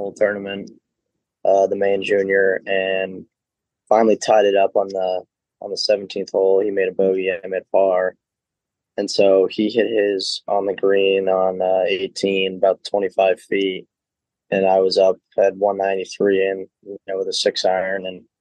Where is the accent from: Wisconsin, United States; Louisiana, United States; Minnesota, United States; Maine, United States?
Maine, United States; Topsham; I grew up in Topsom, Maine, and I was always a member at Brunswick, which is the next town over